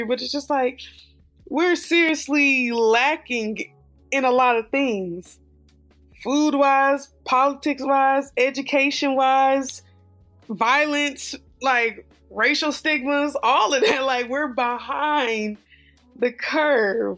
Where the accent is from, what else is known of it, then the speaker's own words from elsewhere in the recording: United States; being an American, living in the States